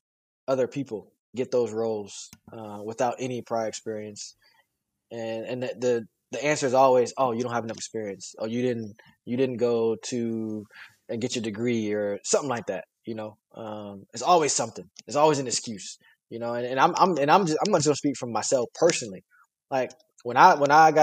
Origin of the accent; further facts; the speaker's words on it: Fort Wayne, Indiana, United States; it's the city that I grew up